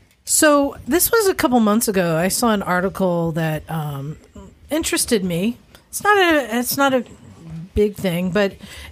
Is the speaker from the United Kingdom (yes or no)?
yes; United Kingdom; So yeah, I'm British, 25% German, 12% Scandinavian.